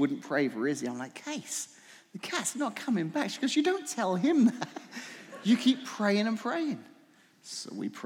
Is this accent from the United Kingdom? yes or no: yes; England, United Kingdom; now in Washington, United States; I grew up in England